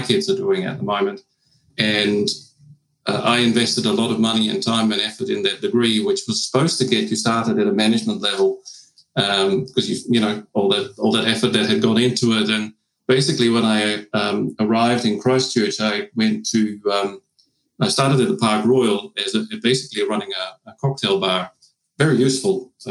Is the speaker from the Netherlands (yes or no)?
yes; Friesland, Netherlands; English is a second language; moved away as an adult; now in New Zealand; I was born and raised in Friesland, which is a separate province in the northern part of the Netherlands, on a dairy farm.